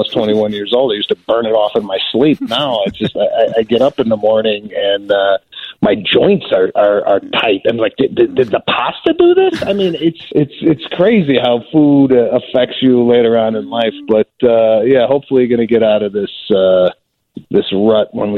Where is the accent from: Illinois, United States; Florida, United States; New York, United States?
Illinois, United States; Chicago; growing up in Chicago